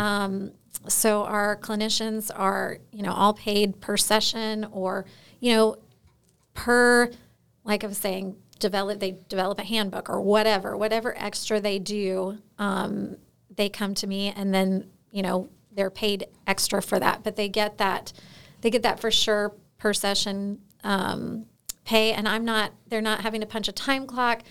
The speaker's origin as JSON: {"language": "English", "region": "Florida", "country": "United States", "tie": "born or raised there", "moved": "as an adult", "lives_now": "Alaska, United States", "said": "I'm originally from Florida"}